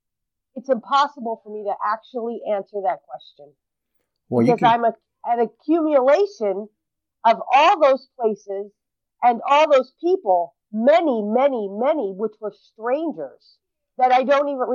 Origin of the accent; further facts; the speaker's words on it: Brooklyn, New York, United States; born there; also born or lived in 39 states; And I understand that you're asking me where I was born. And I was born in Brooklyn, New York. And because of the life that I lived, I didn't grow up in one place.